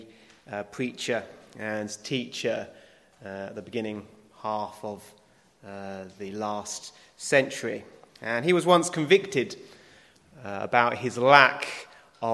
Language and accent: English; United Kingdom; being British